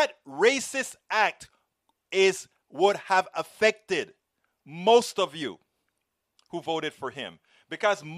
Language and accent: English; Panama; I'm from Panama.